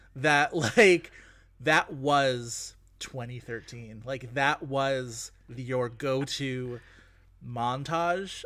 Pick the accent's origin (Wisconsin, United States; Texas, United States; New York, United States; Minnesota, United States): New York, United States; Buffalo; my hometown of Buffalo, New York